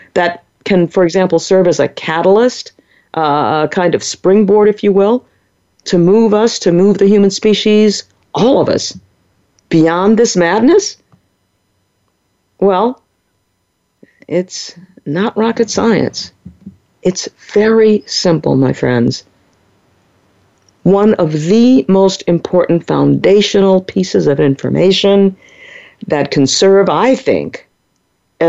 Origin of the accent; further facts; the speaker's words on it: New Orleans, Louisiana, United States; growing up in the 1950s and 60s in New Orleans, Louisiana, my hometown